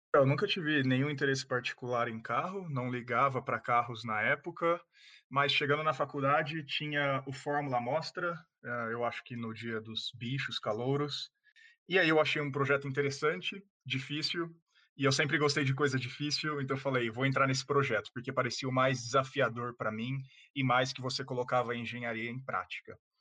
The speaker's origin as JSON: {"language": "Portuguese", "town": "Ribeirão Preto", "region": "São Paulo", "country": "Brazil", "said": "eu sou de Ribeirão Preto, no interior de São Paulo"}